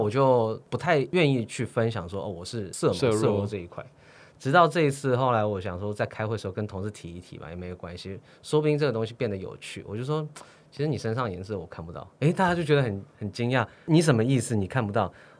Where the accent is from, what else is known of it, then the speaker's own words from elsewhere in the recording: Sydney, New South Wales, Australia; 因为我读的毕竟是男校，我在我在澳洲的雪梨长大。